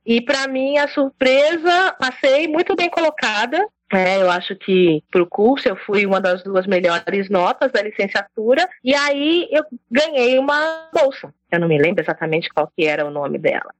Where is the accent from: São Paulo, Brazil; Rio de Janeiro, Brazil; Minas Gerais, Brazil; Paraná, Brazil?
São Paulo, Brazil; moved away as an adult; also born or lived in Teodoro Sampaio / Capão Bonito; ali da periferia de São Paulo, da zona sul de São Paulo, uma região periférica. Cresci ali, passei minha infância em São Paulo